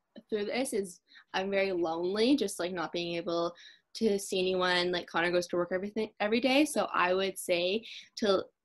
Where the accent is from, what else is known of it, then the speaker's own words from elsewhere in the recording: Campbellford, Ontario, Canada; moved away as an adult; now in Kingston, Canada; I'm from Campbellford